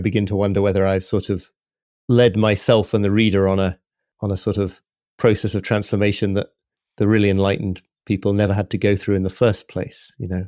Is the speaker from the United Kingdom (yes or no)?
yes; York, Yorkshire and the Humber, United Kingdom; York Minster in the, my hometown, which is just an hour or so away from here